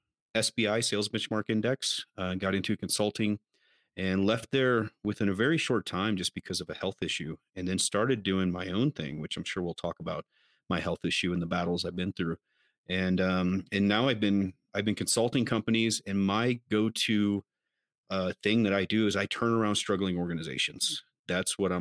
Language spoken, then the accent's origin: English; Missouri, United States; I'm actually from a small farm town in Missouri, which was never even on the map whenever I was growing up